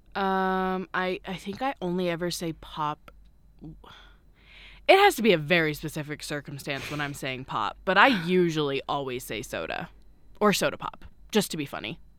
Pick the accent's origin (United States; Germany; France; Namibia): United States; Washington; I'm from Washington